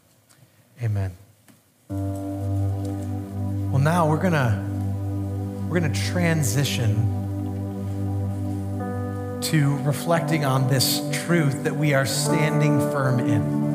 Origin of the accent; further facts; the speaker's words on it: United States; I'm American